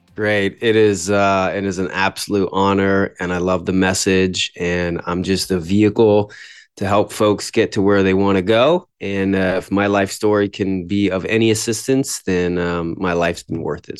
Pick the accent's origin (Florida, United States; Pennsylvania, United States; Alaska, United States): Florida, United States; also born or lived in New York; We moved down to Florida shortly after I was born